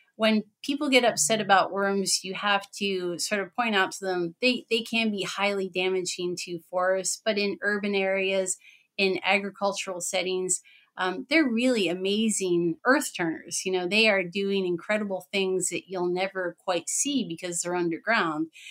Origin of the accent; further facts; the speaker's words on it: Pennsylvania, United States; now in Wisconsin, United States; I'm in Wisconsin. I'm originally from Pennsylvania.